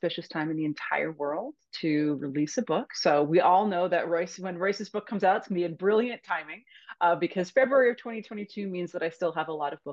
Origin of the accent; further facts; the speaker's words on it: Cape Cod, Massachusetts, United States; now in Hudson Valley, New York, United States; Cape Cod, Massachusetts, where I'm from originally